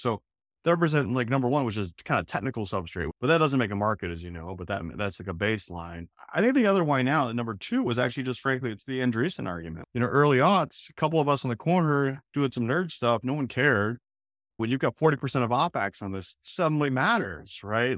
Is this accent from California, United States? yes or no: yes; Oakland, California, United States; moved away as an adult; now in Boston, United States; I'm actually a West Coast guy, I grew up in Oakland